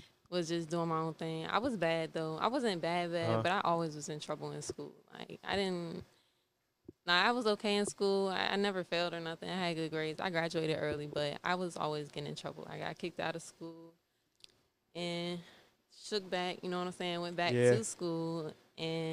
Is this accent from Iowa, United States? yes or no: no; Richmond, Virginia, United States; moved away as an adult; also born or lived in New Jersey; now in Atlanta, United States; I was raised down here since I was like one